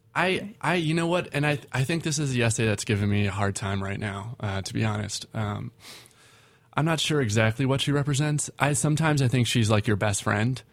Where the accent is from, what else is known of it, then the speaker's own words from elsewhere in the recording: Minneapolis, Minnesota, United States; I'm from Minneapolis